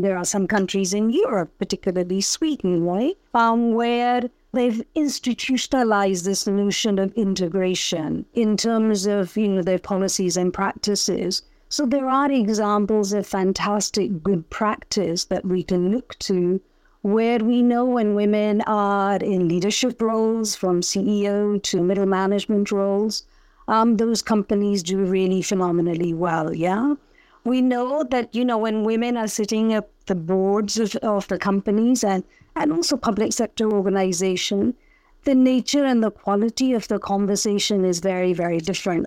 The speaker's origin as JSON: {"language": "English", "region": "Punjab", "country": "India", "tie": "born or raised there", "also_born_or_lived": "United Kingdom", "moved": "yes", "lives_now": "Lagos, Nigeria", "said": "I was born in India, in Punjab. I lived in, have grown up really all my adult life in the UK"}